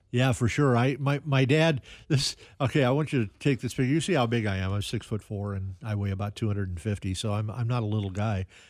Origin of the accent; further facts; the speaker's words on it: Kansas City, Missouri, United States; also born or lived in Independence / Raytown / Johnson County; Kansas City's been my home my entire life